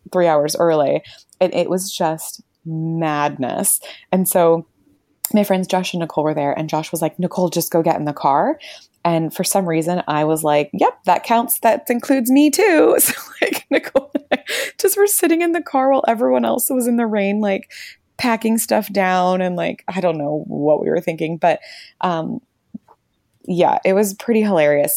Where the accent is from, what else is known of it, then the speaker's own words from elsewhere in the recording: Florida, United States; now in New Zealand; we grew up in Florida, and so very warm year-round